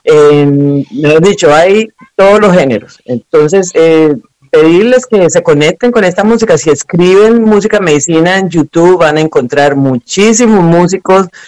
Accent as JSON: {"language": "Spanish", "town": "Cúcuta", "region": "Norte de Santander", "country": "Colombia", "also_born_or_lived": "Venezuela", "moved": "yes", "said": "Yo soy de Colombia, de una parte que es en la frontera con Venezuela, se llama Cúcuta"}